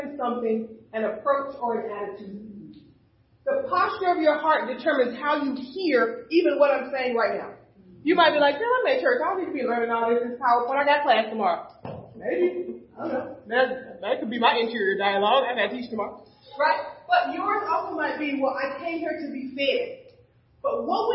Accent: the South, United States; moved away; When I grew up in the South, when it was time to pray, you had to get on your knees at night by the edge of the bed

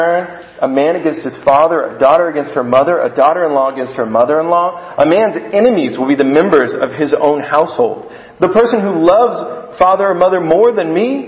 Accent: United States; I'm an American

